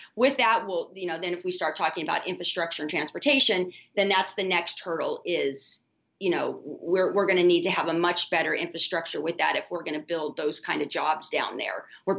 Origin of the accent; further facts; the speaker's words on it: Midwest, United States; I'm from the Midwest, so I love that the 31st makes up actually a huge part of the congressional 8th.